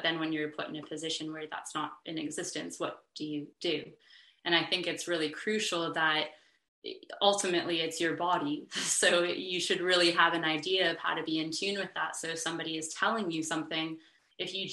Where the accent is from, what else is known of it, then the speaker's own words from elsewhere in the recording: United States; moved away as an adult; also born or lived in Canada; now in Australia; I'm American, my designation is an athletic trainer from the States.